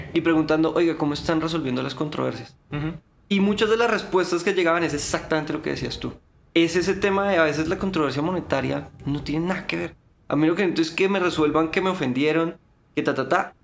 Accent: Colombia; somos abogados colombianos

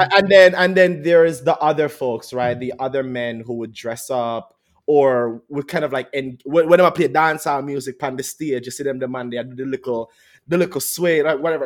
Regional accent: Jamaica; moved away; we're Jamaican

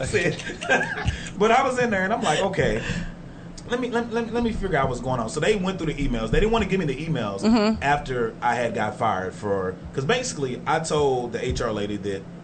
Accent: Texas, United States; I'm from Texas.

